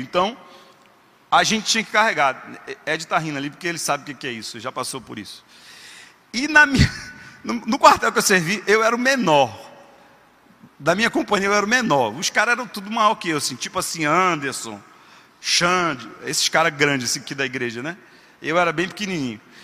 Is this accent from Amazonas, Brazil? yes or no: no; Rio de Janeiro, Brazil; E eu sou carioca, como bom carioca, sou apaixonado por praia